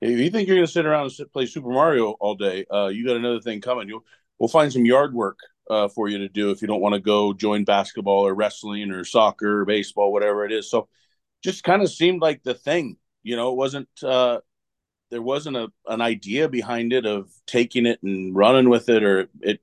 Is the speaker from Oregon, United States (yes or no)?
yes; Oregon, United States; I grew up in Oregon